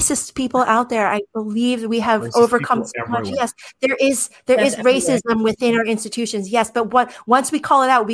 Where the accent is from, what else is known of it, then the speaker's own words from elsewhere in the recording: United States; my status as an American citizen, the best country in the world